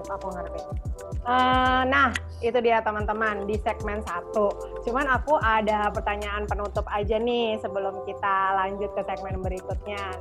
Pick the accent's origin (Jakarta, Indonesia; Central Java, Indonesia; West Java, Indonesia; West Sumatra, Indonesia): Jakarta, Indonesia; also born or lived in Yogyakarta; aku kan lahir besar di Jakarta cuman aku merit tinggal di Jogja tapi sekarang aku balik lagi ke Jakarta